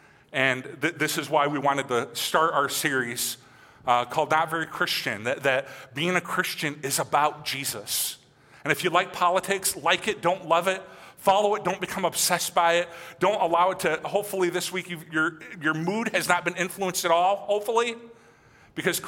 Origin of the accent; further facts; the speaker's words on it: United States; I was born and raised in America, I listened to country music